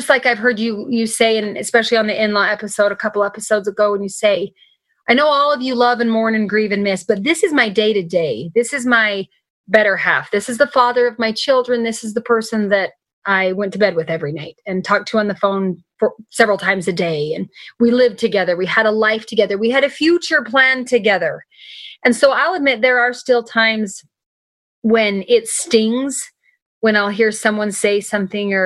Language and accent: English; United States; as an American citizen, as a resident here